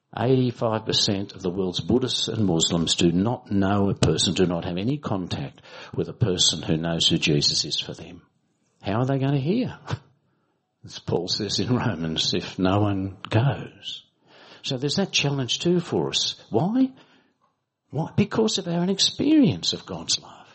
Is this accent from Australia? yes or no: yes; Australia; as Australian Baptists